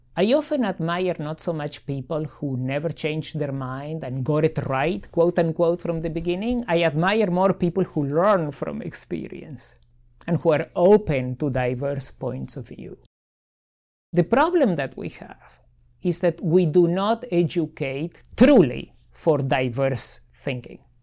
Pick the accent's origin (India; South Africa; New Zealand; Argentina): Argentina; now in Miami, United States; I grew up in Argentina.